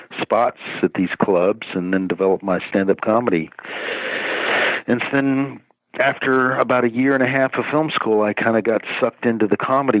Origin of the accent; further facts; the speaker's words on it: Dallas, Texas, United States; moved away as an adult; also born or lived in Hollywood; I grew up in Dallas. Yeah. Dallas, Texas.